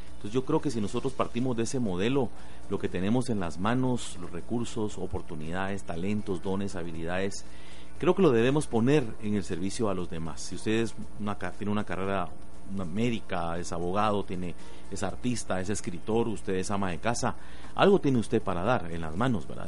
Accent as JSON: {"language": "Spanish", "country": "Guatemala"}